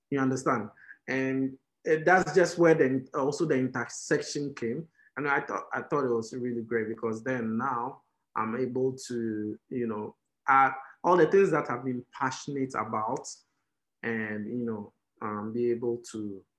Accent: Keta, Volta, Ghana; So I'm an Ewe, right? So I come from Keta

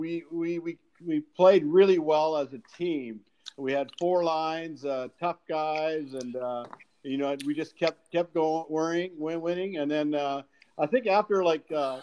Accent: Saskatchewan, Canada; when I grew up in Saskatchewan

